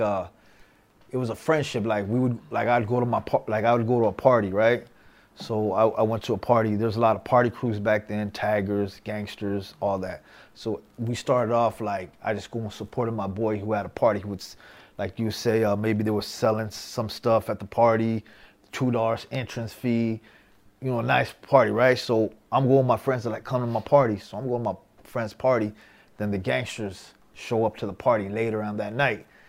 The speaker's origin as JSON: {"language": "English", "region": "Southern California", "country": "United States", "tie": "born or raised there", "said": "we we grew up in Southern California"}